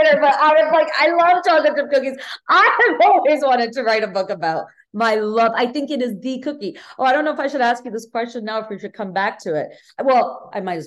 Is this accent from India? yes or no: no; Bangladesh; now in United States; I grew up in Bangladesh